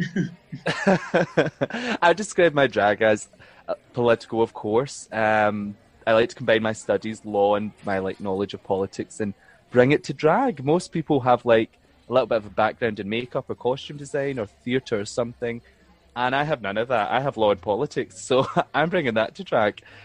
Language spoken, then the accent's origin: English; Fenwick, Scotland, United Kingdom; also born or lived in Glasgow / Rotterdam; I'm from East Ayrshire, like a little small town called Fenwick.